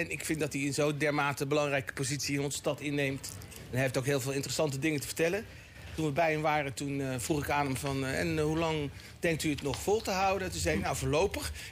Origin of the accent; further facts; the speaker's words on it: Delft, South Holland, Netherlands; born there; Ik ben in Delft geboren. Ja, dan ben ik toch Hagenees. Ik ben eh, geboren zelf in de kraamkliniek op de Dullerijweg.